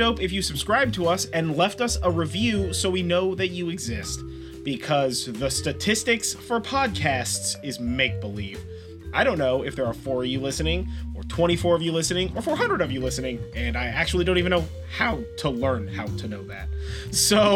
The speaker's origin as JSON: {"language": "English", "region": "California", "country": "United States", "said": "I'm from California."}